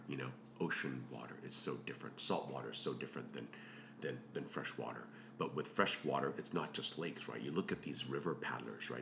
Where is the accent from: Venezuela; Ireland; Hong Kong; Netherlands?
Hong Kong; moved away; I grew up in Hong Kong